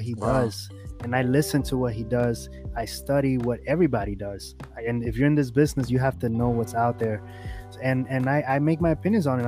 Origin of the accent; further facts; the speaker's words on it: New York City, New York, United States; I was born and raised in New York